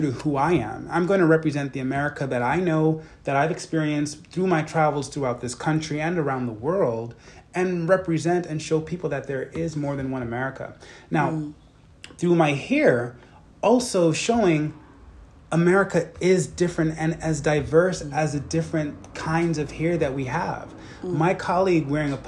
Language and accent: English; United States; I'm from the States